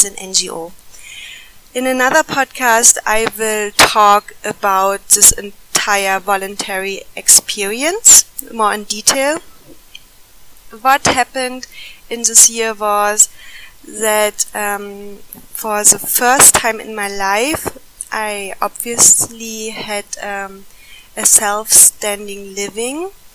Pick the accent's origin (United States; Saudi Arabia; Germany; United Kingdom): Germany; moved away as an adult; now in India; I'm originally from Germany.